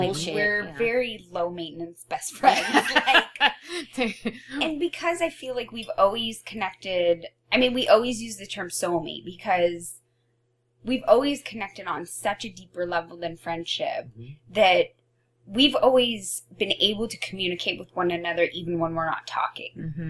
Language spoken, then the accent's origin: English; Oregon, United States; I came from Oregon.